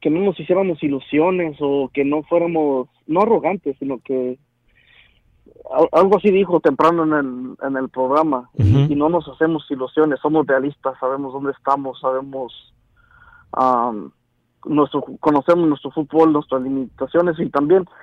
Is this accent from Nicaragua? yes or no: no; Mexico; now in San Francisco Bay Area, United States; yo soy mexicano.